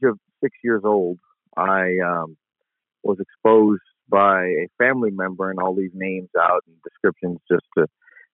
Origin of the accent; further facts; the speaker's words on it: Jackson, Mississippi, United States; also born or lived in Compton, California; now in New Orleans, United States; We moved to West Jackson